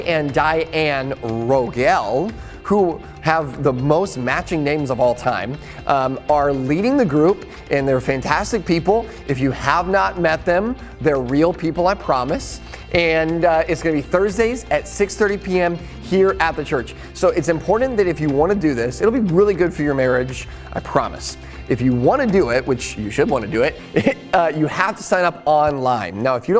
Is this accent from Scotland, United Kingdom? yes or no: yes; Scotland, United Kingdom; you might hear someone yelling kind of strange things that you might not be accustomed to because I'm a Scottish golfer.